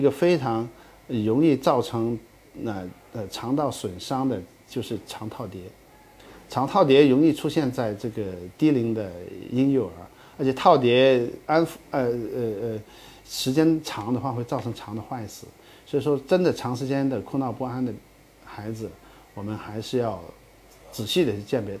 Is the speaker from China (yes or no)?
yes; Guangdong, China; 像我们广东那